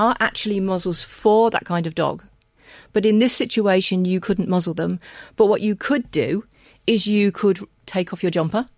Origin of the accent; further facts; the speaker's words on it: England, United Kingdom; now in Ireland; I'm English